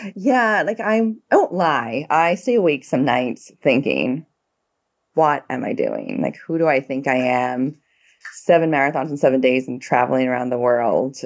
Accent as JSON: {"language": "English", "town": "New York City", "region": "New York", "country": "United States", "said": "I'm from the Bronx"}